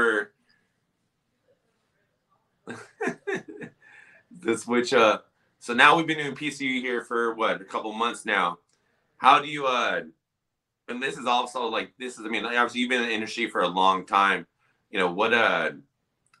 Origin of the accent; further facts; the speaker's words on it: California, United States; I'm from California.